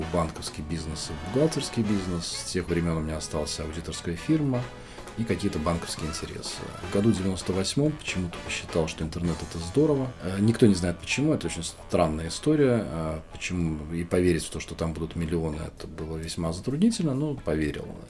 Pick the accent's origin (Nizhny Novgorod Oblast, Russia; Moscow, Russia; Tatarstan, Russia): Moscow, Russia; also born or lived in Kamchatka; Родился в Москве, учился в Москве